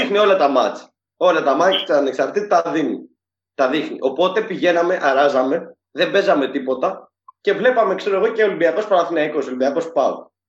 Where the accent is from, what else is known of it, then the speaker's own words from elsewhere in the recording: Syros, South Aegean, Greece; είμαι από τη Σύρο και είναι και ο μπαμπά μου από τη Σύρο